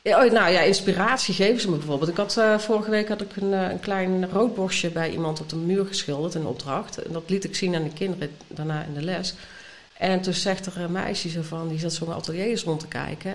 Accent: North Brabant, Netherlands; moved away; ik kom uit Brabant van oorsprong

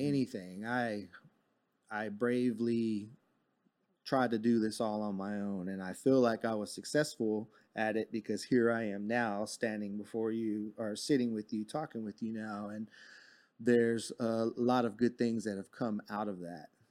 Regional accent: Fort Worth, Texas, United States; I actually grew up in Fort Worth. I was born in Fort Worth at John

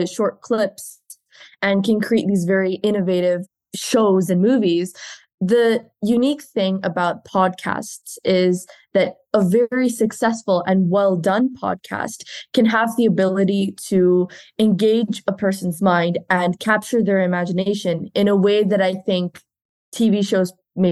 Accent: India; now in Italy; I'm originally from India, but I study in Italy and I'm going to graduate in 2 months

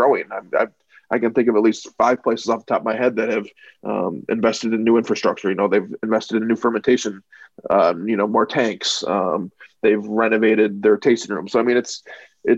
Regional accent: Rochester, New York, United States; I've been lucky enough to work for my hometown paper for the last 13 years

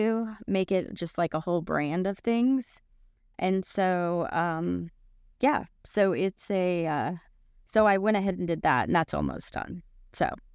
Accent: Boca Raton, Florida, United States; now in Knoxville, United States; I grew up in Boca Raton, Florida

